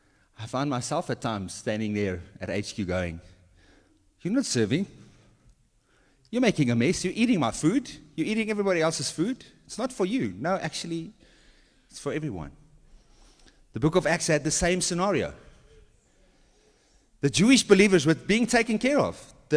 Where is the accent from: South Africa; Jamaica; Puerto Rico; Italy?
South Africa; Well, we're South African, so we understand this.